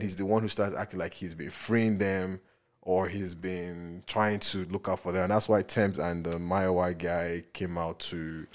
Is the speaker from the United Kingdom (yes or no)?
no; Nigeria; as a Nigerian